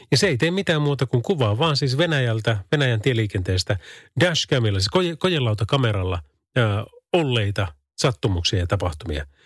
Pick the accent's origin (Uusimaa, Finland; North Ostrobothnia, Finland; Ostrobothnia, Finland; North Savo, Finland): North Savo, Finland; Kuopio; Minä olen Kuopiosta päin kotosi.